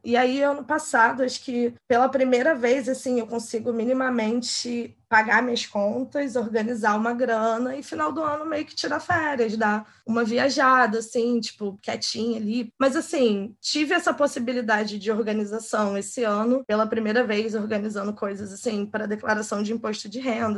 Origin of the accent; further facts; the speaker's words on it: Rio de Janeiro, Brazil; que é da Zona Oeste, eu sou aqui de Guaratiba